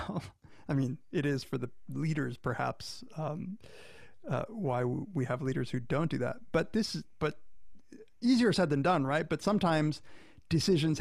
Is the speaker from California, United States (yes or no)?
no; Florida, United States; I grew up in Florida